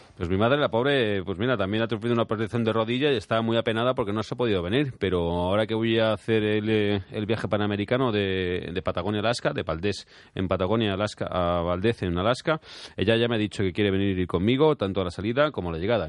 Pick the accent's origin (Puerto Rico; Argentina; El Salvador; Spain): Spain; como español me enorgullece